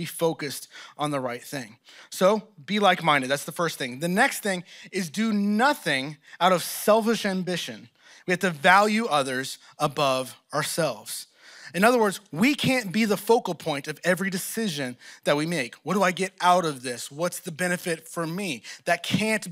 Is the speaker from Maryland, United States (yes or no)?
no; Texas, United States; moved away as an adult; also born or lived in Oklahoma; now in Philadelphia, United States; I'm from Texas